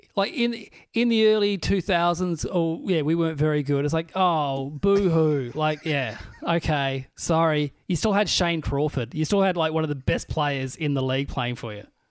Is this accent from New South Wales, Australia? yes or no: no; Burnie, Tasmania, Australia; moved away; also born or lived in Melbourne; my hometown team, the Burnie Dockers